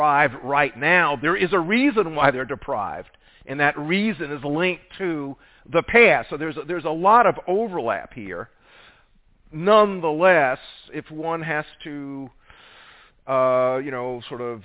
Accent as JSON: {"language": "English", "region": "South Carolina", "country": "United States", "said": "I'm from South Carolina."}